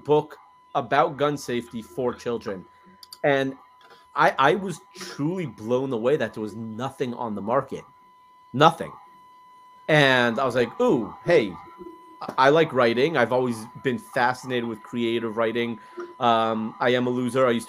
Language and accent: English; Los Angeles, California, United States; moved away as an adult; now in Texas, United States; I'm from Los Angeles originally. Been in Texas for, 7.5 years now